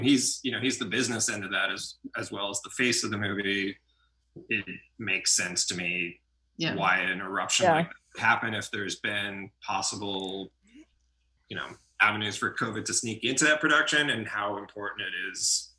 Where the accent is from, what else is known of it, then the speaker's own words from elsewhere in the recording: Southern Oregon, United States; I grew up in Southern Oregon with a renowned Shakespeare theater.